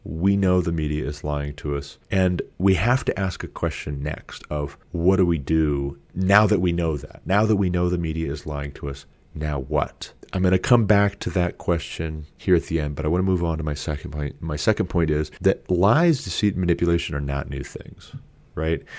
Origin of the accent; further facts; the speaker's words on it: United States; I'm an American.